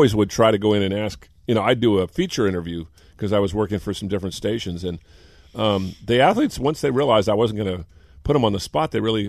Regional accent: Bay Area, California, United States; hey, I grew up in the Bay Area.

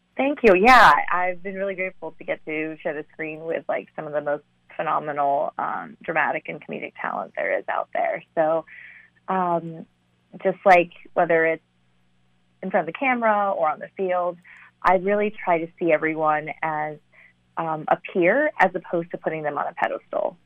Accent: St. Louis, Missouri, United States; also born or lived in China / Ithaca, New York; most of my childhood I would consider St. Louis, Missouri, my hometown

